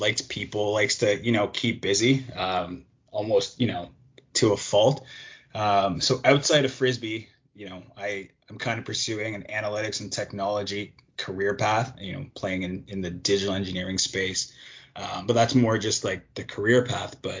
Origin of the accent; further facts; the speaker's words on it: Toronto, Ontario, Canada; Born and raised in Toronto.